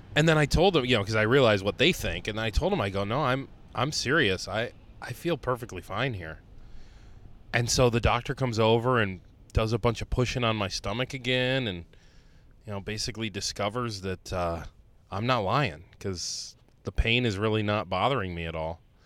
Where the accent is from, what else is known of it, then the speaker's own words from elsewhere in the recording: Ohio, United States; moved away; I grew up in Ohio